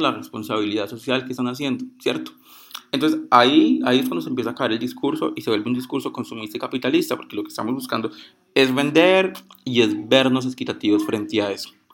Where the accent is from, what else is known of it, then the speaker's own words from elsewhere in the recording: Pereira, Risaralda, Colombia; soy de Puerto Caldas Pereira